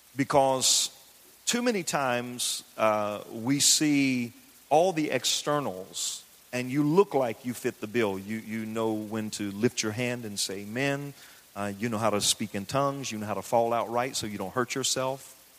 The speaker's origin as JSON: {"language": "English", "region": "the South", "country": "United States", "tie": "born or raised there", "said": "I grew up in the South. I grew up in the country"}